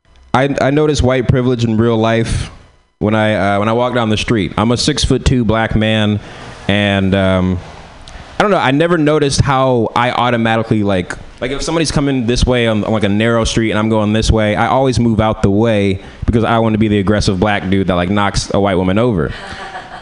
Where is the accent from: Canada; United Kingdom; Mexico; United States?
United States; San Francisco, California; So I'm from San Francisco